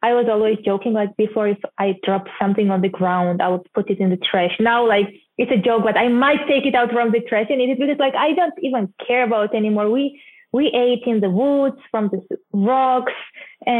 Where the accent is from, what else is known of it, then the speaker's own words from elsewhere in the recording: Georgia; moved away as an adult; also born or lived in Minneapolis, United States / Kansas City, United States / Hawaii, United States; I'm from Georgia, country, not the state